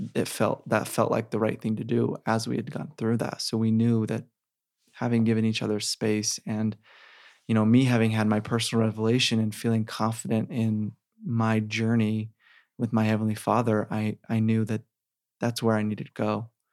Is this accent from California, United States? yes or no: no; Sandy, Utah, United States; I grew up in Sandy